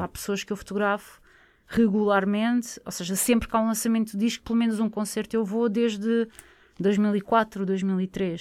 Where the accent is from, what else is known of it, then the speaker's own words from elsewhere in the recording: Barreiro, Setúbal, Portugal; Eu sou do Barreiro